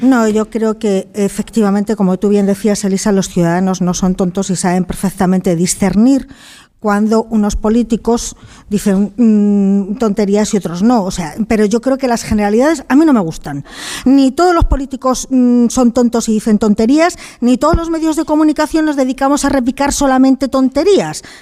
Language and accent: Spanish; León, Castile and León, Spain; Yo soy de León